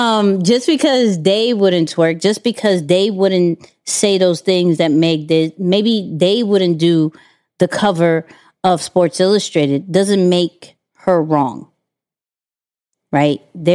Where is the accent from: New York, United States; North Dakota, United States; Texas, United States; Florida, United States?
Texas, United States; Houston; I came from Houston, and, you know, I had my mother died